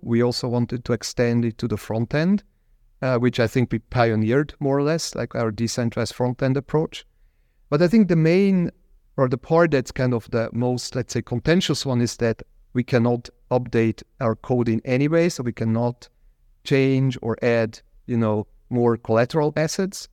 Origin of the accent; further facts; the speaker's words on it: Zug, Switzerland; in my hometown in Zug, where I live or live used to live back then